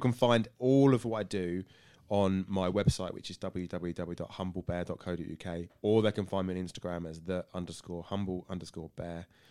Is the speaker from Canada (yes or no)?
no; Burgess Hill, South East England, United Kingdom; moved away as an adult; now in Tunbridge Wells, United Kingdom; I'm born and bred in Burgessel